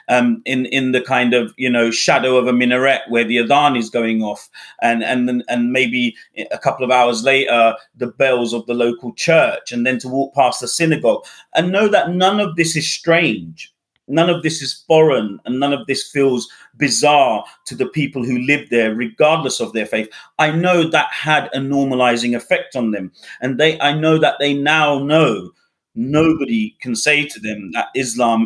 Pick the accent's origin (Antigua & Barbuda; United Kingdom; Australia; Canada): United Kingdom; also born or lived in Bangladesh; I was brought up in the UK and therefore I'm very European